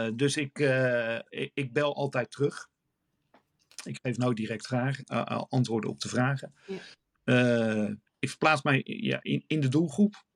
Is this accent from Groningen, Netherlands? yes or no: no; Rotterdam, South Holland, Netherlands; als Rotterdammer.